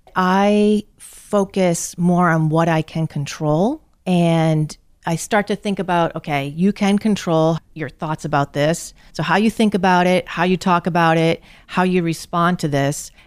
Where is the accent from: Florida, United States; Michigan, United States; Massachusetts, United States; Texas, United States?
Massachusetts, United States; North Attleboro; I grew up in North Attleboro in Massachusetts.